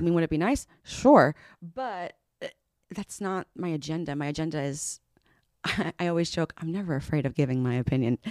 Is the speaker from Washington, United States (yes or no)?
no; Southern California, United States; I grew up in Southern California